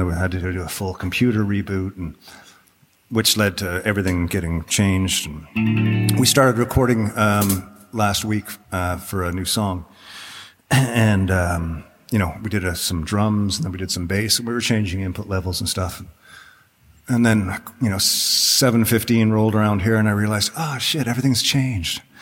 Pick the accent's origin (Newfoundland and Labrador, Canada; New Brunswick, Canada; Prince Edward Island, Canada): Newfoundland and Labrador, Canada; now in Ontario, Canada; Growing up in Newfoundland, of course, very, very rarely did we have warm rain. I don't ever remember warm rain back home